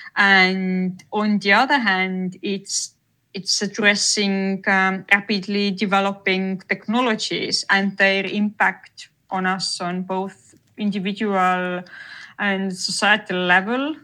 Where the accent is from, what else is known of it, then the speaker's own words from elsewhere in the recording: Tartu, Tartu County, Estonia; moved away as an adult; I'm originally from Tartu. So, yes, I, I lived here until I graduated from high school